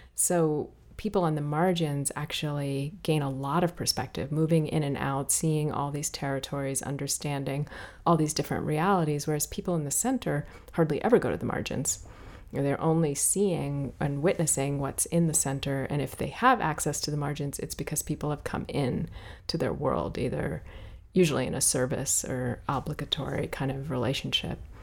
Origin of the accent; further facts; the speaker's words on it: Washington, District of Columbia, United States; also born or lived in Ethiopia; I was born in Ethiopia and raised in Washington, D.C.